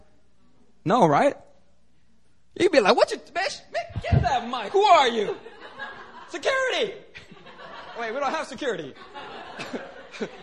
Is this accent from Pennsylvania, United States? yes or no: yes; Philadelphia, Pennsylvania, United States; now in Seoul, South Korea; when I was growing up in Philly